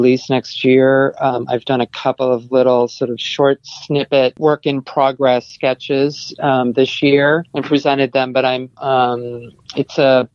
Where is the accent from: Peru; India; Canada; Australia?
Canada; moved away; also born or lived in Nova Scotia / Toronto; I'm Canadian